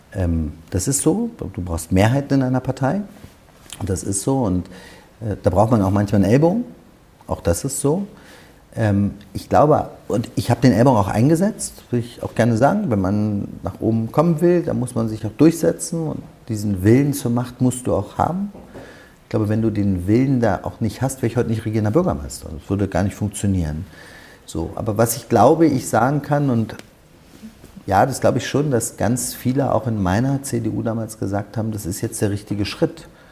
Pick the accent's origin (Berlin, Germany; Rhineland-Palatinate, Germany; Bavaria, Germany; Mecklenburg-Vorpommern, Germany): Berlin, Germany; ich wollte für meine Heimatstadt Berlin Politik machen